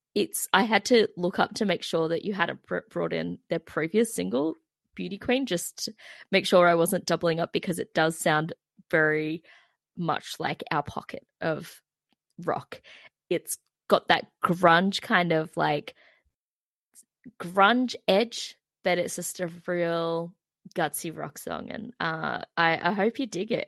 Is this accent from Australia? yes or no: yes; Terrigal, New South Wales, Australia; I'm from Terrigal